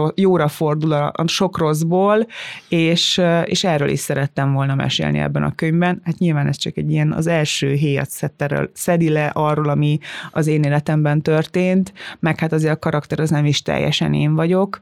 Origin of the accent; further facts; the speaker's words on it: Tiszalök, Szabolcs-Szatmár-Bereg, Hungary; moved away; én innen jövök, én, ugyanaz a gyökerem, mint nektek, ugyanott nőttem fel